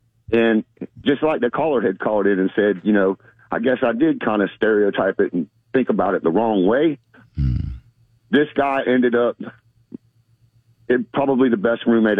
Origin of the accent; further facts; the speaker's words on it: Florida, United States; also born or lived in Germany; I'm born and raised in Florida, and I was a young man. I went in the military at 18 and went over to Germany.